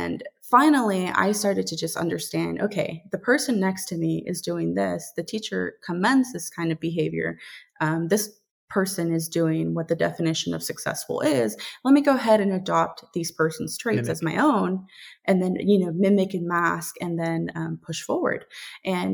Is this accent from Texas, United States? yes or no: yes; Dallas, Texas, United States; now in Savannah, United States; I was born and raised in Dallas, Texas